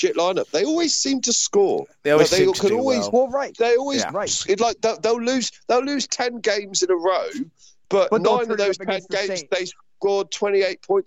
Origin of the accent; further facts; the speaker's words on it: United Kingdom; Me and Bill being British and being used to supporting British sports teams